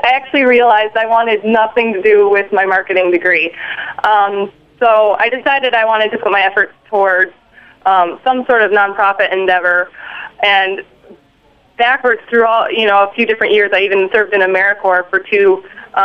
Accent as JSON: {"language": "English", "town": "Battle Creek", "region": "Michigan", "country": "United States", "tie": "born or raised there", "moved": "yes", "lives_now": "western New York, United States", "said": "I grew up in Battle Creek, Michigan"}